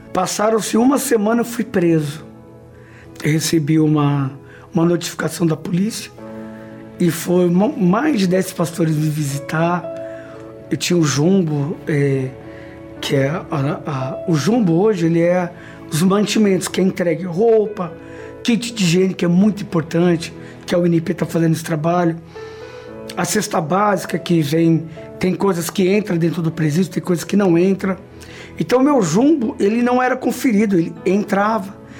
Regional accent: Brazil; Nasci numa comunidade na Zona Leste, onde essa comunidade era uma boca de fumo

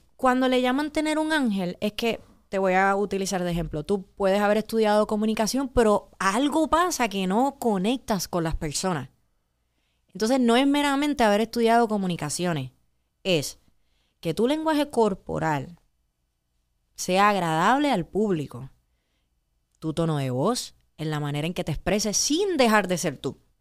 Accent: Puerto Rico

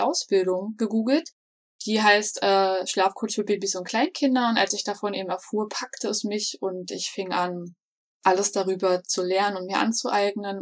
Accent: Berlin, Germany; now in Black Forest, Germany; Ursprünglich komme ich sogar aus Berlin, ähm, wohne aber schon seit einigen Jahren im schönen Schwarzwald

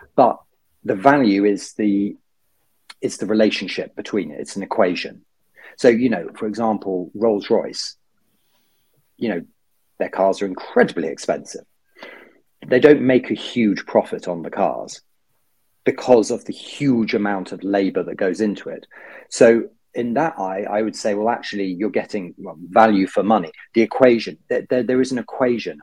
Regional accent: United Kingdom; being a Brit abroad

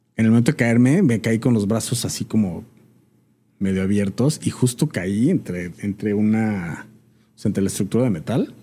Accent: Mexico; somos mexicanos y es una mezcla

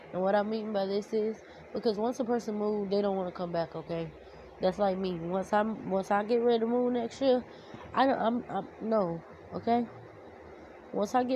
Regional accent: Florida, United States; also born or lived in Louisiana / Orlando; here in Florida, in my hometown

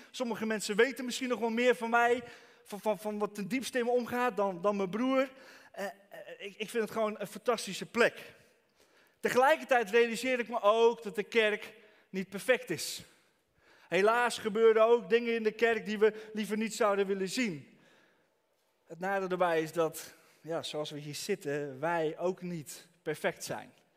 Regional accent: Franeker, Friesland, Netherlands; Ik kom uit Franeker.

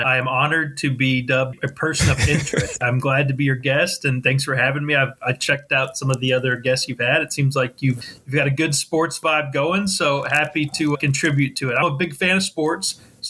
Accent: Sedalia, Missouri, United States; moved away as an adult; also born or lived in Columbia, Missouri / Knoxville, Tennessee; now in St. Louis, United States; I was born and raised in Sedalia, Missouri.

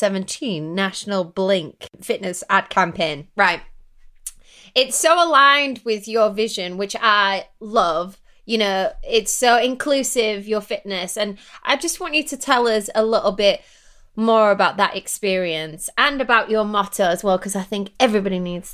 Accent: England, United Kingdom; So me and Ariel are obviously, she's American, I'm English.

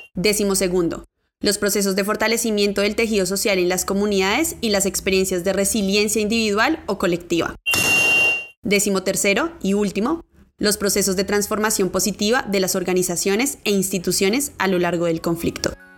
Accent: Amazonas, Colombia; Soy indígena del Amazonas

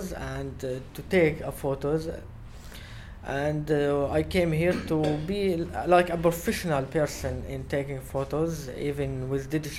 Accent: Syria; English is a second language; moved away as an adult; also born or lived in Greece; now in Athens, Greece; I'm from Syria. I've been here for now 4 months.

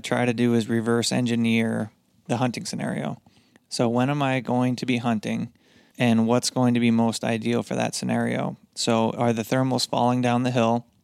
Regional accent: Upper Michigan, United States; moved away; I grew up in Michigan, Upper Michigan

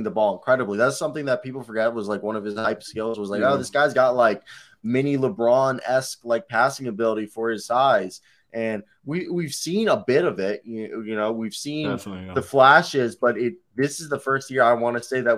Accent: Pescara, Abruzzo, Italy; my hometown in Italy, Pescara. We're from the same place.

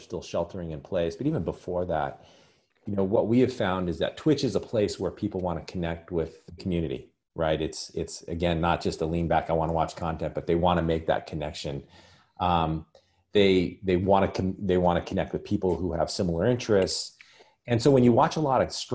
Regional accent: Albuquerque, New Mexico, United States; I was born and raised in Albuquerque, New Mexico, spent all my life there.

